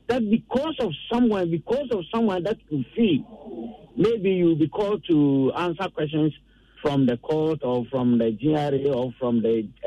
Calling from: Accra, Greater Accra, Ghana; I'm calling from Achimota.

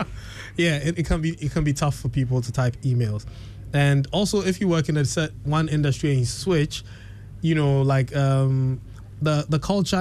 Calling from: Ghana; probably checked my IP, know that I'm coming from Ghana

